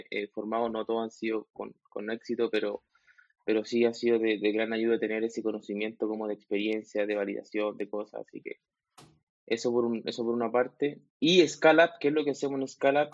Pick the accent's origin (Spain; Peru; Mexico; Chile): Chile; soy chileno, tengo 32 años